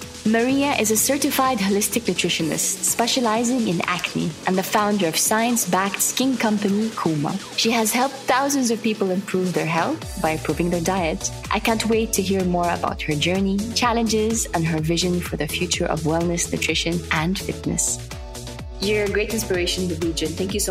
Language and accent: English; Saudi Arabia; English is a second language; people ask, where are you from? I see Saudi Arabia, there's always that blank look on their faces.